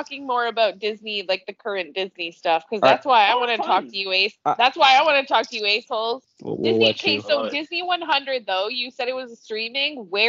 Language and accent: English; Canada; Maybe it's because I'm Canadian.